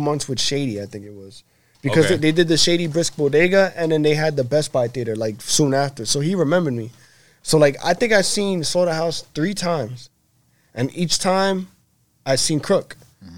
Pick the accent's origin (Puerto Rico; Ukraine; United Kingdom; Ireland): Puerto Rico; I'm Puerto Rican